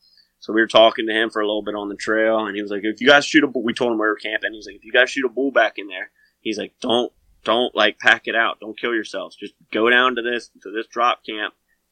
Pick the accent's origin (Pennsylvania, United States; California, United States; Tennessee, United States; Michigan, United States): Pennsylvania, United States; because I'm from Pennsylvania. And I don't find a lot of elk.